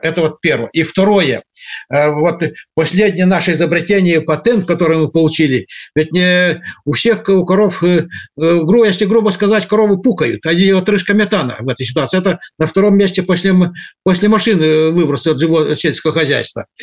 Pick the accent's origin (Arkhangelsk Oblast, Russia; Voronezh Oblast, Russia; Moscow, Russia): Arkhangelsk Oblast, Russia; я родом с Архангельской области